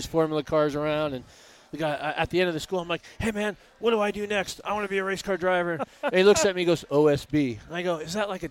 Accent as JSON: {"language": "English", "region": "Connecticut", "country": "United States", "tie": "born or raised there", "moved": "yes", "lives_now": "California, United States", "said": "And I'm not from New York. You know, I grew up in Connecticut. I live in California"}